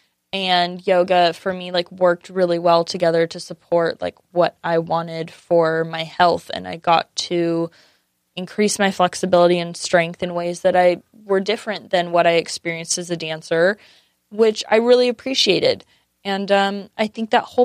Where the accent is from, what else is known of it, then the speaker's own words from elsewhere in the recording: San Diego, California, United States; I grew up in San Diego